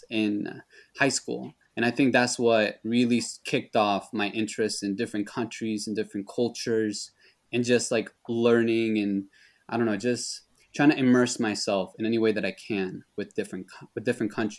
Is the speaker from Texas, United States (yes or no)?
no; Northern New Jersey, United States; first language Spanish; English is a second language; also born or lived in San Pedro Sula, Honduras; I was born in New Jersey, born and raised in Northern New Jersey, right? New York City metropolitan area.